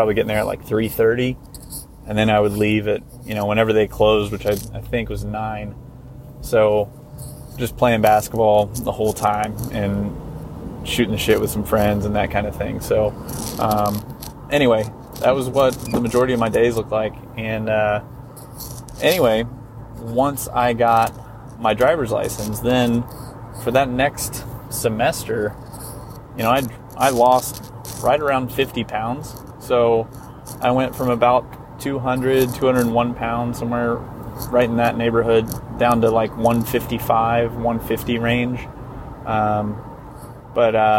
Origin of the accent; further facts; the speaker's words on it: New Castle, Indiana, United States; growing up in Eastern Indiana, there's not a whole lot